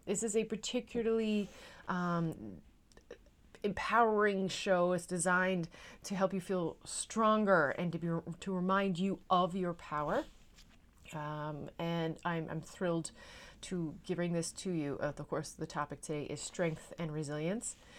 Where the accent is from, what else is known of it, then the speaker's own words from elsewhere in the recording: Newfoundland and Labrador, Canada; now in Netherlands; I am a Newfoundlander and Canadian coming to you from a city just south of Amsterdam in the Netherlands